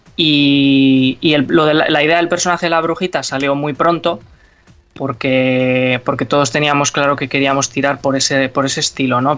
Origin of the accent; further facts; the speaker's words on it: Bilbao, Basque Country, Spain; nosotros que somos de Bilbao